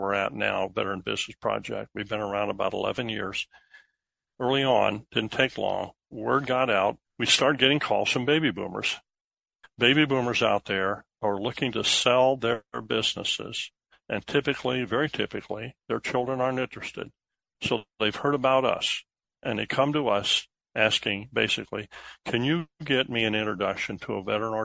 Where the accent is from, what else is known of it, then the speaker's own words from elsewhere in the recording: Sullivan, Illinois, United States; now in Naperville, United States; in my hometown, around that town square, we had several businesses that had been founded and were run by veterans who came home to small town America, got a loan from First National Bank there in Sullivan